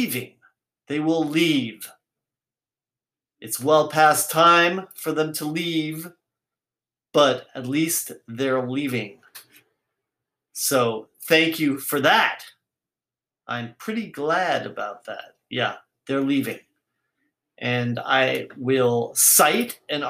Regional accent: United States; I didn't choose to be born here, but I'm American

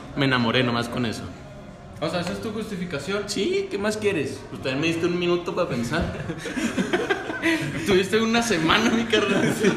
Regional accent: Mexico; nos está preocupando a todos como mexicanos

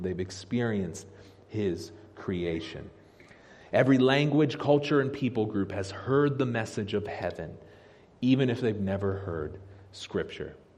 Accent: Harrisburg, Pennsylvania, United States; I grew up here in the Harrisburg area

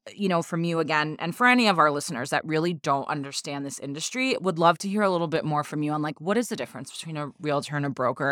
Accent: Dominican Republic; I'm from the Dominican Republic

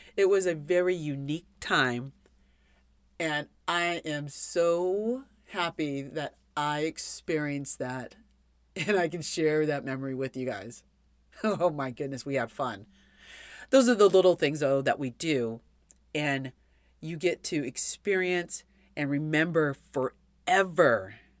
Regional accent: California, United States; I grew up in California.

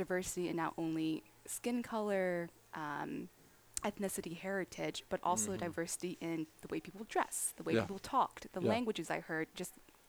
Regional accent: Cleveland, Ohio, United States; moved away as an adult; now in Houston, United States; Born and raised in Cleveland, Ohio. Parents immigrated from, well, my mom came from China. My dad came from Vietnam. So that really influenced how I grew up. But born and raised in Cleveland, Ohio.

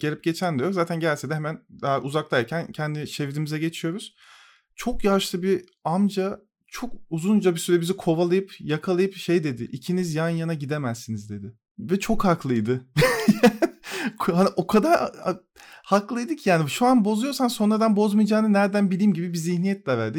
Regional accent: Turkey; Bu coğrafyada işte Türk Türküz

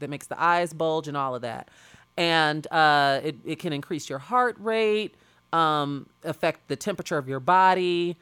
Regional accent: Chicago, Illinois, United States; that's the kind of environment that I grew up in South Suburban, uh, Chicago.

